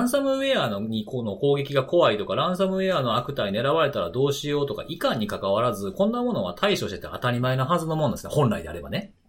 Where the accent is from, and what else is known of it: Osaka, Japan; born or raised there